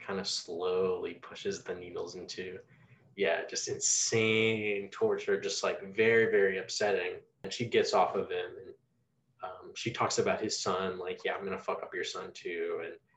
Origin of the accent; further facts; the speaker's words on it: United States; I don't live in Japan, I'm not Japanese. You know, I am American